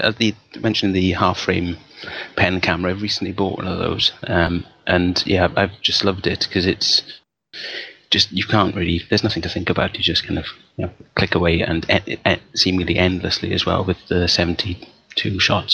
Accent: Welsh, Wales, United Kingdom; being Welsh

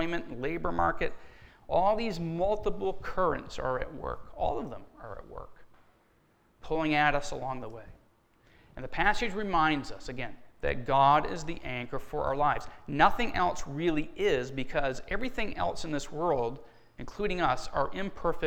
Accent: Down East Maine, United States; now in Barrington, United States; I grew up in down east Maine, and I grew up on an area of water called the Bay of Fundy

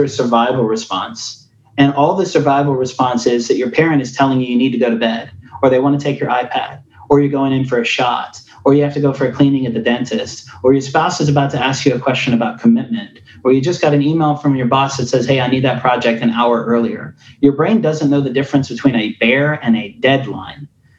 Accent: Tennessee, United States; accent: Afrikaans; I was a white kid with an Afrikaans accent who didn't look like the kids that I grew up with in Northeast Tennessee towns.

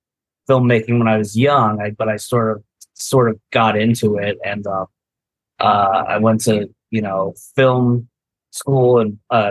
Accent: New Jersey, United States; I was born in South Jersey.

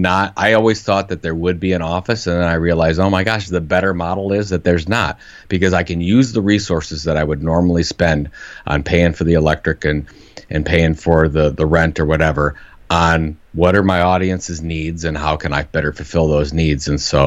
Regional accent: Cleveland, Ohio, United States; I'm from Cleveland, Ohio.

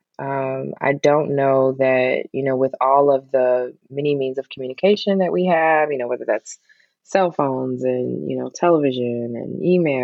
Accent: Detroit, Michigan, United States; Detroit, Michigan

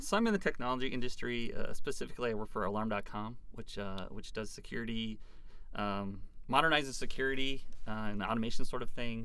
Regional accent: Moorhead, Minnesota, United States; also born or lived in Fargo, North Dakota / Glendon, Minnesota; now in Big Current Lake, United States; I originally grew up in Moorhead, so I hadn't very strayed too far mm-hmm. from the area for the most part

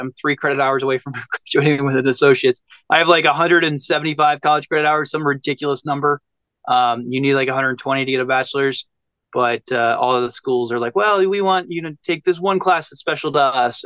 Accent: Abingdon, Virginia, United States; moved away as an adult; now in Las Vegas, United States; I grew up on a small town on the Virginia, West Virginia border, kind of between, but the closest town was like Abingdon, Virginia

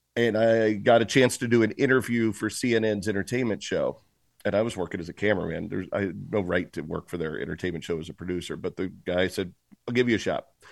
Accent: Tulsa, Oklahoma, United States; moved away; also born or lived in Cincinnati / Boston; I was technically born in Cincinnati and lived in Boston, but when I moved to Tulsa, that's when I truly became, I believe, who I am today

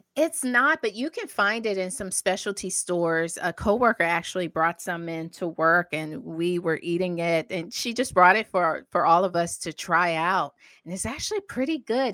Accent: the South, United States; I grew up in the South

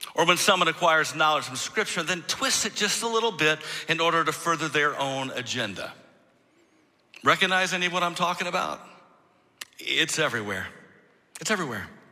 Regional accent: Michigan, United States; moved away as an adult; I'm originally from Michigan. I mean, most of my life before I moved here from Michigan

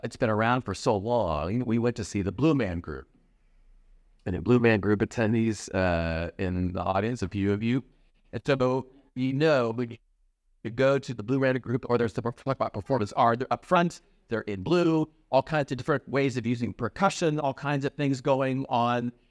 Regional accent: Iowa, United States; now in Chicago, United States; I grew up in Iowa

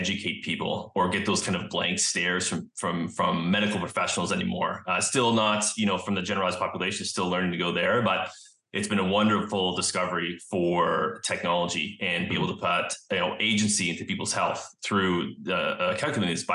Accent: Vancouver, British Columbia, Canada; also born or lived in Pennsylvania; I'm from Vancouver, Canada, and I came back home here

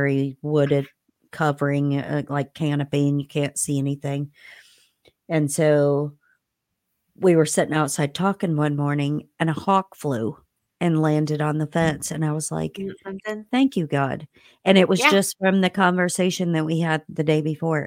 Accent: Indiana, United States; moved away; in between Bloomington and my hometown

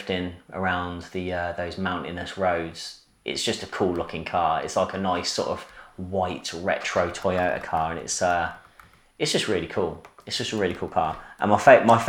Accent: Coventry, West Midlands, United Kingdom; in Coventry, my hometown

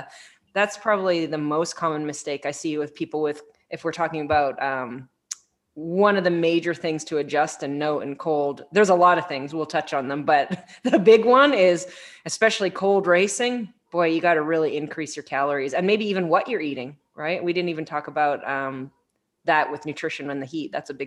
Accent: Canada; Ooh, but I'm from Canada.

